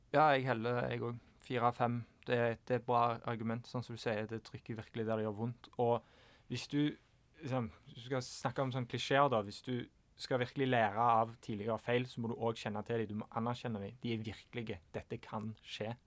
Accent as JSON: {"language": "Norwegian", "country": "Norway", "said": "som nordmann"}